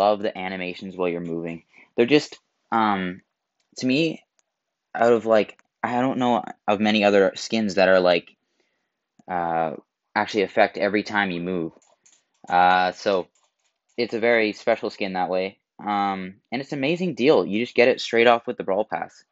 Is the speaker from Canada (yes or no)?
yes; Canada; I'm Canadian